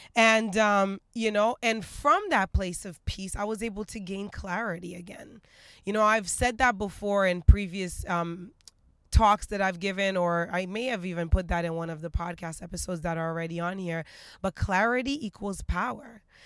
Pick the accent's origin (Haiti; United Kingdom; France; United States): Haiti; moved away; I'm, I'm originally from Haiti, so I'm a very traditional Caribbean